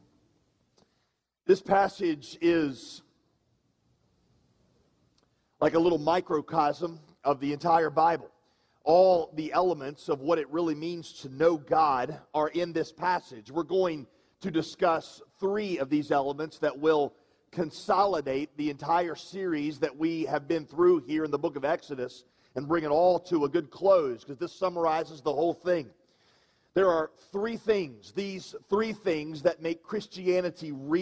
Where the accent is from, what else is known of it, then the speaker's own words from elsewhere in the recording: the South, United States; I am a Southerner